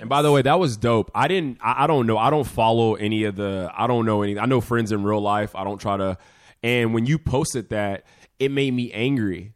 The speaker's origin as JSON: {"language": "English", "town": "Vacaville", "region": "California", "country": "United States", "said": "I'm not from Africa, I'm actually from Vacaville"}